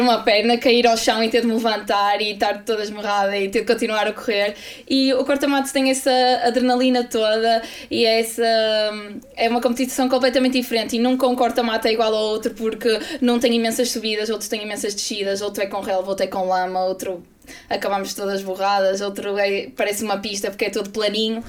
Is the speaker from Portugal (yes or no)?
yes; Braga, Norte, Portugal; eu sou de Braga, sempre fui do Braga